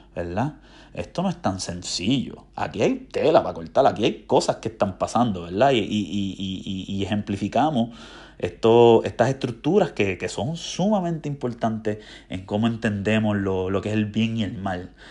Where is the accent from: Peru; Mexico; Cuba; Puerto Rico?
Puerto Rico; moved away as an adult; now in United States; yo siento que extraño, o sea, en mi tierra a Puerto Rico, a la isla